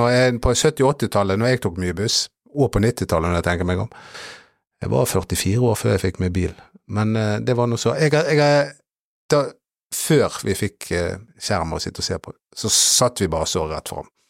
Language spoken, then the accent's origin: Norwegian; Norway; jeg er norsk